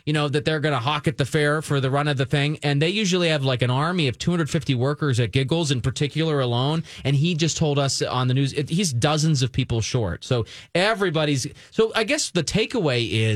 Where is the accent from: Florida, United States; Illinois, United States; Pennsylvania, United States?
Pennsylvania, United States; Philadelphia; moved away; I'm from the Philly side